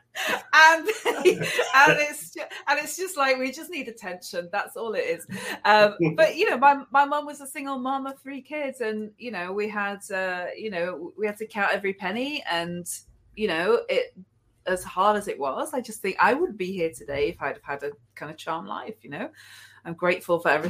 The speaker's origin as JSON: {"language": "English", "town": "Manchester", "region": "North West England", "country": "United Kingdom", "tie": "born or raised there", "said": "I was raised in Manchester, which is in the northwest of England"}